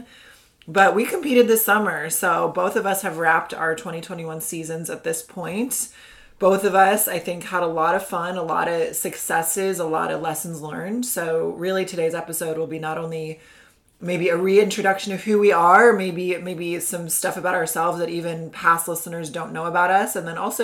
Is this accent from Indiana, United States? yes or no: yes; Indiana, United States; moved away; I'm from Indiana. I've moved around a bit, but that's where I mostly did my growing up years, my schooling and all that.